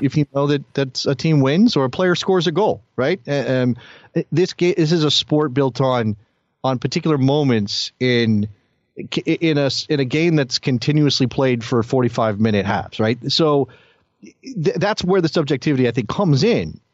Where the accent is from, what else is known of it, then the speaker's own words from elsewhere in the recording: United States; me as an American soccer fan